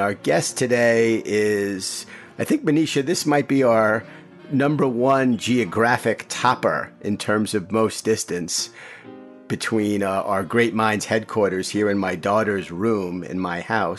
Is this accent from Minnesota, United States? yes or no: no; New York, United States; my hometown of New York